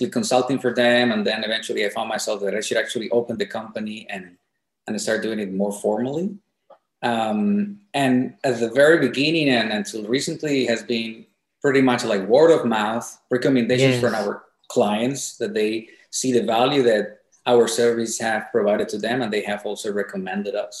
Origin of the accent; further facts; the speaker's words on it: Colombia; moved away as an adult; now in Shenzhen, China; I'm from Colombia